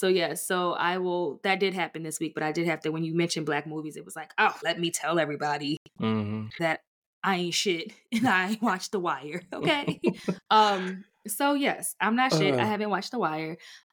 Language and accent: English; Baltimore, Maryland, United States; because I'm from Baltimore